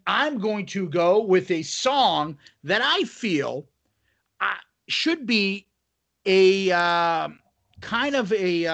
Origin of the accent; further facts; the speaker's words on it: Boston, Massachusetts, United States; we're from Boston